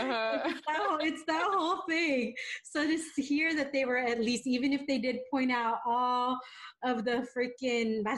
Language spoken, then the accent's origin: English; San Diego, California, United States; first language English; also born or lived in Escondido; I grew up in North County. I grew up in North County, San Diego. But I live pretty much in downtown now